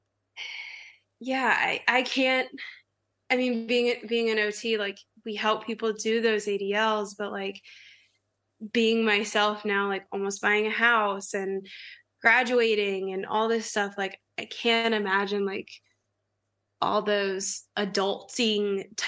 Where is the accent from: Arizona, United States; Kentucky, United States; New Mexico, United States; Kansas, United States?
Kentucky, United States; I grew up in Kentucky, so there's a lot of cows around where I grew up